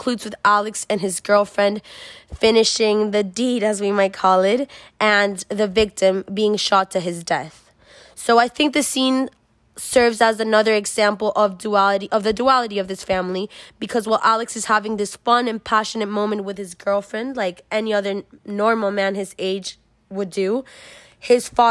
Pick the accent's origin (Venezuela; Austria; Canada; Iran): Venezuela; now in United States; I was born and raised in Venezuela